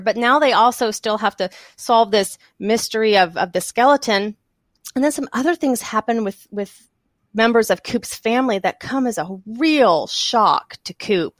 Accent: Texas, United States; moved away; also born or lived in the South / Ohio / Colorado; I am from Texas originally, and then I have lived mostly in the South for, for all of my life

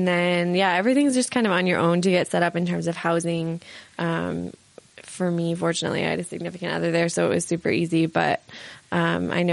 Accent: San Francisco, California, United States; I'm from San Francisco

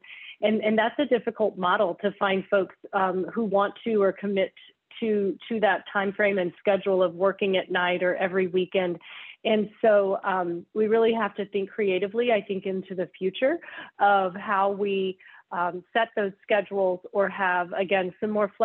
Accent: Oklahoma, United States; I'm from Oklahoma

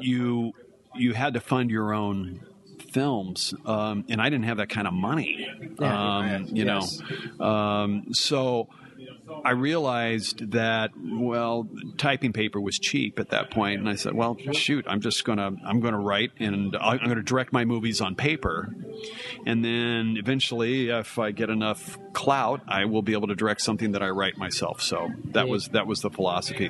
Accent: Carlsbad, California, United States; moved away as an adult; now in Oregon, United States; I had started working for my hometown newspaper in Carlsbad, California

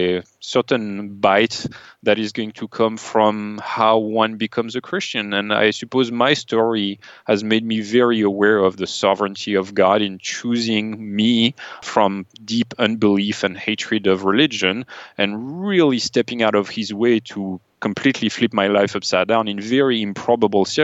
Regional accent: France; moved away as an adult; now in United States; I grew up in France as an atheist

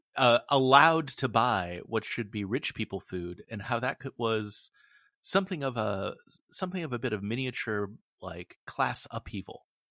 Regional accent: West Coast, United States; I'm from the West Coast

